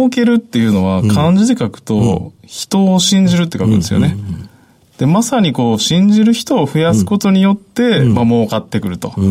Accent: Nara, Japan; 奈良県です

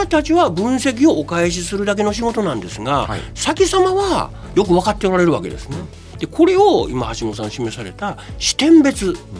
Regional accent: Kyoto, Japan; 私が生まれ育ち、えー、住まいします京都

